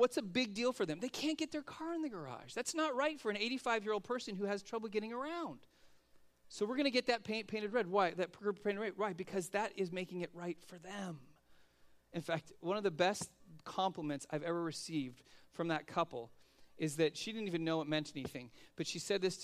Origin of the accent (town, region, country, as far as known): United States